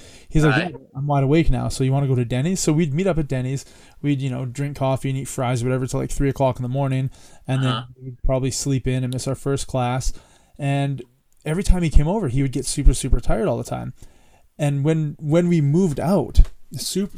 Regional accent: Canada; in my hometown for lunchtime, if it was shitty weather outside, and where I grew up, it wasn't shitty weather almost ever. Like it was beautiful. It's like one of the nicest places in Canada

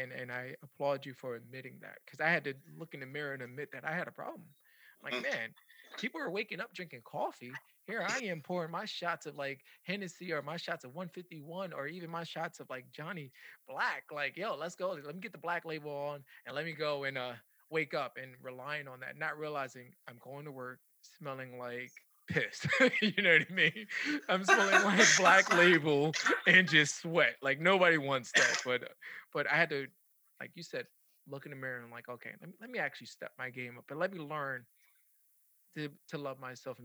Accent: New York City, New York, United States; now in Tampa, United States; I'm originally from the Bronx. I moved from the Bronx to Tampa

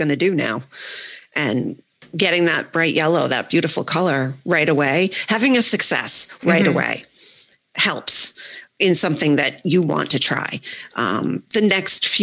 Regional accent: Worcester, Massachusetts, United States; I live in Worcester. I'm from Worcester

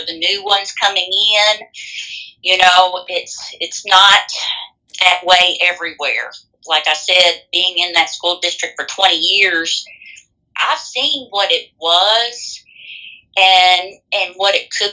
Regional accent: Boston, United States; my hometown, Boston

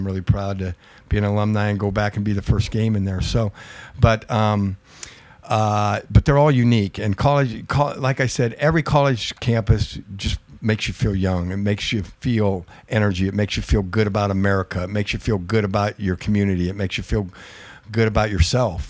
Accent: Pacific Northwest, United States; now in Long Beach, United States; I come from the Pacific Northwest where I love a good rainy day

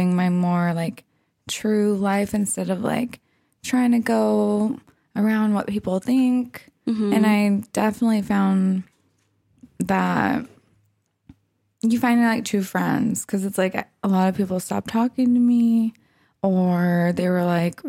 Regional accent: Orange County, California, United States; I grew up in Orange County

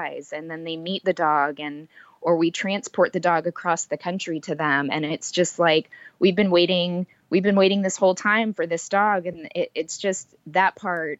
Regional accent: San Antonio, Texas, United States; being from San Antonio

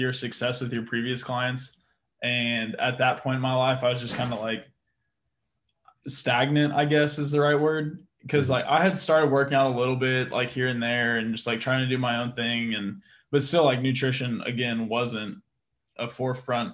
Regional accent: Austin, Texas, United States; also born or lived in Seguin; now in San Antonio, United States; I'm originally from Austin. I'm in San Antonio now

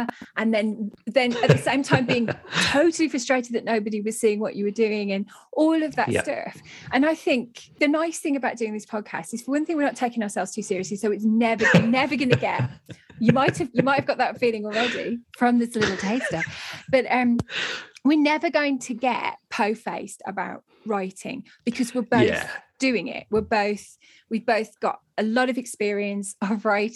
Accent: the Black Country, West Midlands, United Kingdom; growing up in the Black Country, everybody had like 57 relatives living in nearby streets, whereas all my family are from Ilkley in Yorkshire

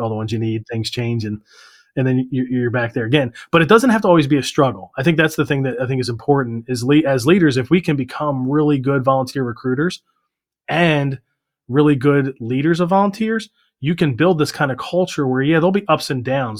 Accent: Maryland, United States; also born or lived in Virginia; I was born in Virginia, but we moved to Maryland when I was two

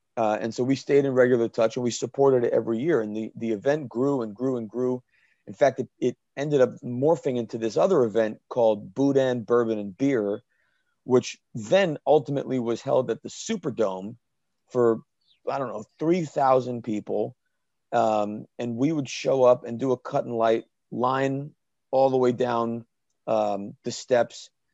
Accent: Danielson, Connecticut, United States; my hometown, Danielson, Connecticut, Killingly High School

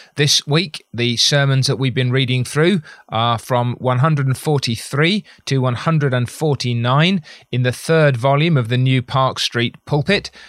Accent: United Kingdom; as a Brit

